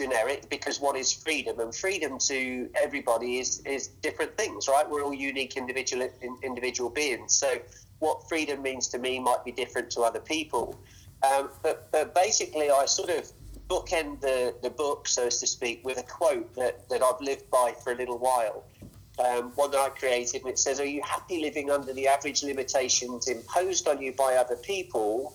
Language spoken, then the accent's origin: English; England, United Kingdom; moved away as an adult; now in United States; originally I'm from England.